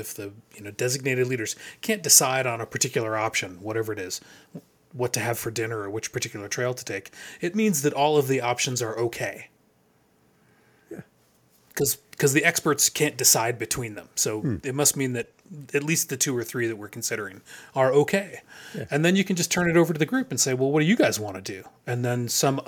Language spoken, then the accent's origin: English; Arizona, United States; moved away; I grew up in Arizona